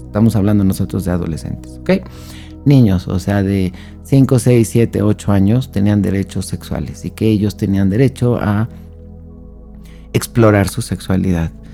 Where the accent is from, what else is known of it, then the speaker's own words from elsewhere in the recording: Mexico; mi país, en México